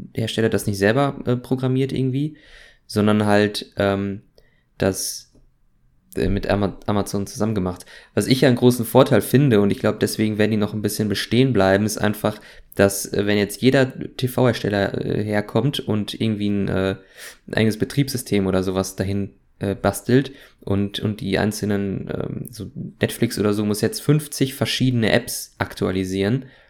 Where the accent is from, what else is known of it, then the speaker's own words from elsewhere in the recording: Germany; als gebürtiger Deutscher